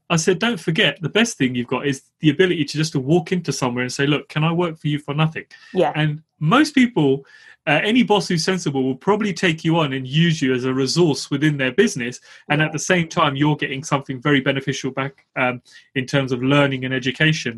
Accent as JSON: {"language": "English", "region": "London", "country": "United Kingdom", "tie": "born or raised there", "said": "I grew up in East London"}